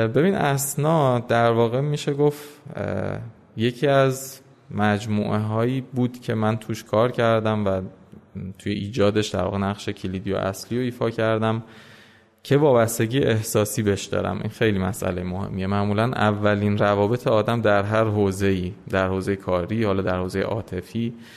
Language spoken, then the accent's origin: Persian; Tehran, Tehran Province, Iran; من متولد تهرانم ولی پدر مادرم یعنی دو نسل قبلی ما متولد عراق بودم و قبل از اون البته ایرانی الاصل هستیم سال 1362 تهران به دنیا اومدم اکثر اوقات عمرم رو در واقع توی ایران سفری کردم سفرهایی داشتم ولی میشه گفت در کل من ایران زندگی کردم